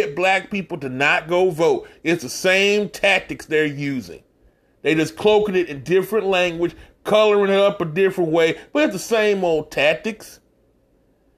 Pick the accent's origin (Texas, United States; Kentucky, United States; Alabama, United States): Texas, United States; my home state of Texas.